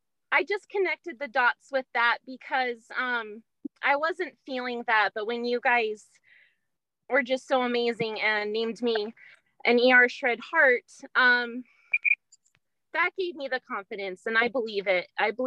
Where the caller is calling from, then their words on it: Springfield, Oregon, United States; Springfield, Oregon.